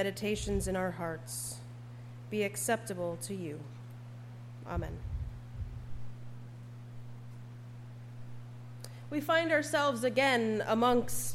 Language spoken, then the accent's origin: English; Upper Peninsula, Michigan, United States; I was but a young maiden growing up in the Upper Peninsula